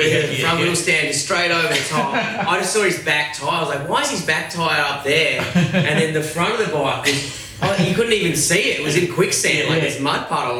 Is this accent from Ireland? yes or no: no; Perth, Western Australia, Australia; I'm from Perth.